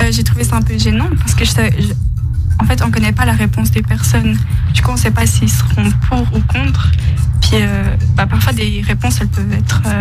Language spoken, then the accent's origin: French; Bolivia; now in Switzerland; Moi, je suis de Bolivie